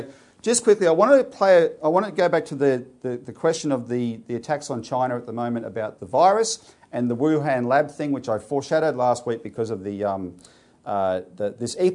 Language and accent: English; Australia; as Australian citizens